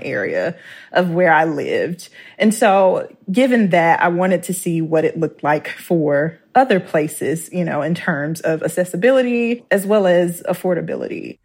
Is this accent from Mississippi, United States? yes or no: yes; Clarksdale, Mississippi, United States; moved away; growing up, 'cause I'm from Clarksville, Mississippi